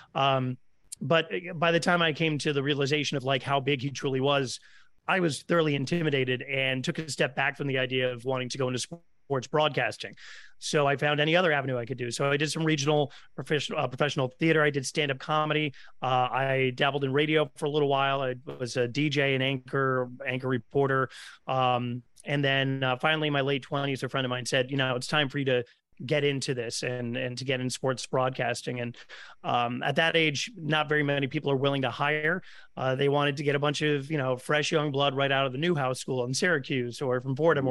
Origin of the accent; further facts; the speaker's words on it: Stamford, Connecticut, United States; growing up in Stamford, Connecticut